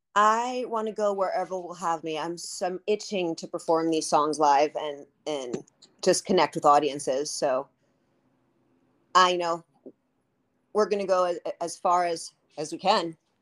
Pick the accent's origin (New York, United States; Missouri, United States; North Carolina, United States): New York, United States; New York City; my dad had a nightclub growing up in Manhattan on thirtieth Street